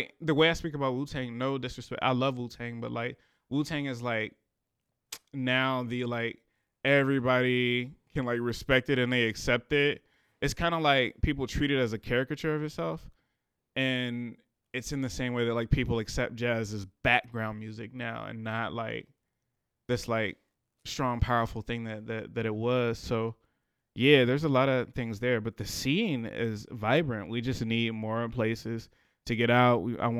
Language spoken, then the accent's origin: English; Richmond, Virginia, United States; I'm from the city. Grew up in a city. I grew up in Randolph area, and then I grew up in Carver, like between the two. So really from the city. But yeah, really, really, really from the city of Richmond.